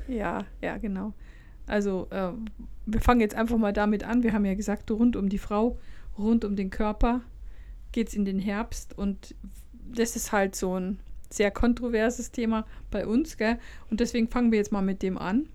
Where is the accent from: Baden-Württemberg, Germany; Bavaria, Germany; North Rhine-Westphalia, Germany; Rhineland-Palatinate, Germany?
Bavaria, Germany; Lower; ich komme ja aus Niederbayern